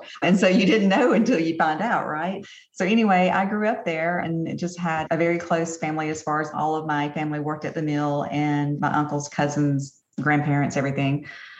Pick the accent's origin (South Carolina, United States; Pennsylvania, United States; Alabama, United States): Alabama, United States; Opelika; So I am from Opelika. I actually grew up in a little mill village here called Pepperell.